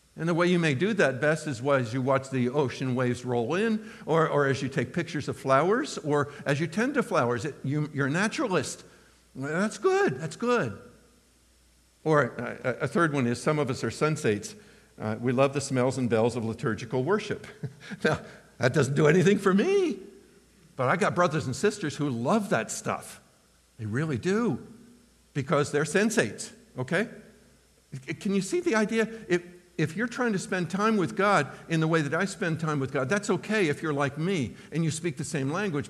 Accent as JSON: {"language": "English", "country": "United States", "first_language": "English", "said": "My, my heart language is English. I'm an American, I don't know any other language"}